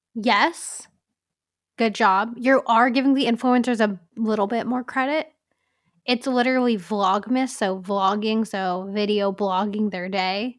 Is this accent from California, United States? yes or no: yes; California, United States; growing up in California